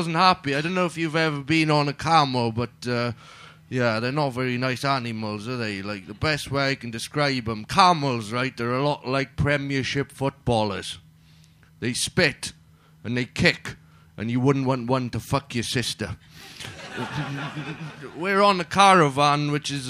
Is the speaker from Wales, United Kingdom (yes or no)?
yes; Wales, United Kingdom; I'm Welsh